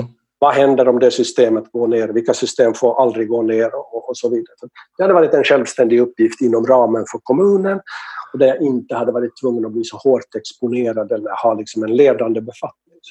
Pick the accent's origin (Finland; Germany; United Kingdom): Finland; now in Sweden; Jag är från Finland